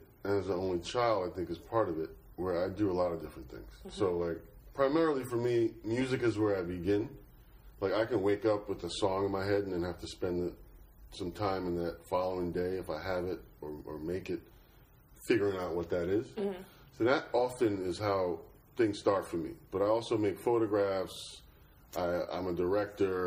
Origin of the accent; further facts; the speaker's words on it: New York City, New York, United States; I was born and raised in Flatbush, Brooklyn.